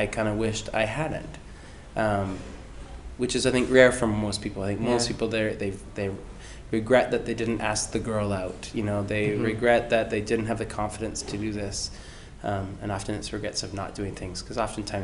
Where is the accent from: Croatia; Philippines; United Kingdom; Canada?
Canada; Langley, British Columbia; Grew up in Langley my whole life